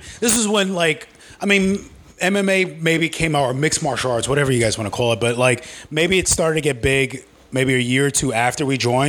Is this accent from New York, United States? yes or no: yes; New York City, New York, United States; also born or lived in Richmond Hill, Queens / Staten Island; I'm originally from Queens.